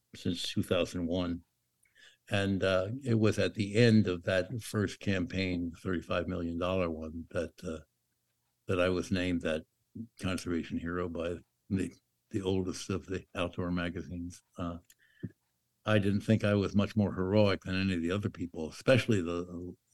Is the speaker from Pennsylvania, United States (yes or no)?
yes; Pennsylvania, United States; moved away; I was raised in Pennsylvania